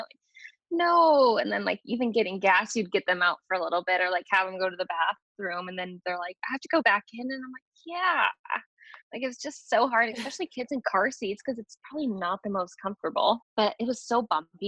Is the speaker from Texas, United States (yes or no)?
yes; Colleyville, Texas, United States; also born or lived in Chicago / Michigan; me and my younger sister were born in Chicago, and then my brother and my older sister were born in Michigan, and we moved from Michigan to Texas